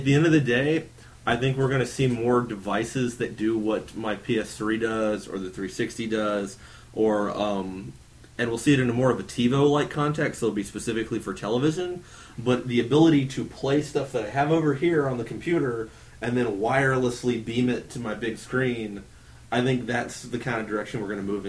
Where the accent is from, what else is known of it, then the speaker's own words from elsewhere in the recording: Alabama, United States; I was born in Alabama